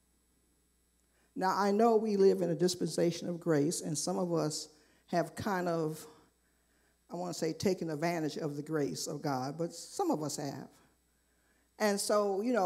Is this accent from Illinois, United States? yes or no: no; New York, United States; I grew up in New York